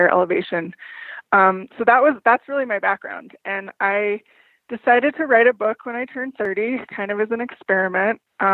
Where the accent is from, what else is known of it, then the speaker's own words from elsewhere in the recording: New Mexico, United States; moved away as an adult; I grew up in New Mexico